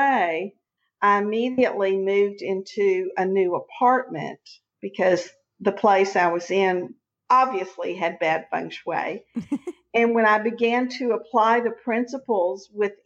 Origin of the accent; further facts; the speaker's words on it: Texas, United States; also born or lived in Houston; I'm a Texan. I've never lived anywhere but Texas.